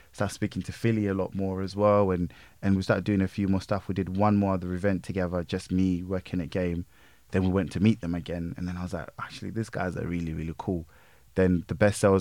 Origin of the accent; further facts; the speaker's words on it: Leicester, East Midlands, United Kingdom; I'm still from Leicester